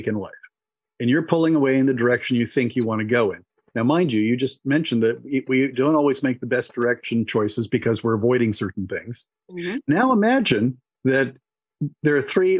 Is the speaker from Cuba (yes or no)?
yes; Cuba; moved away; I was born in Cuba.